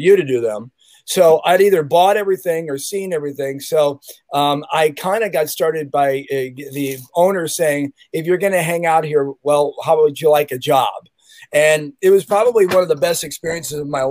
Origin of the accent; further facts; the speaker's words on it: Chicago, Illinois, United States; now in Santa Cruz, United States; I remember as a kid in Chicago, because I'm from Chicago, Illinois, 60616 Southside